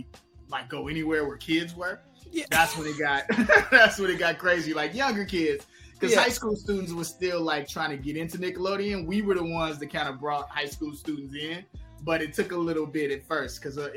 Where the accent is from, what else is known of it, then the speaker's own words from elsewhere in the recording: Chicago, Illinois, United States; growing up in Chicago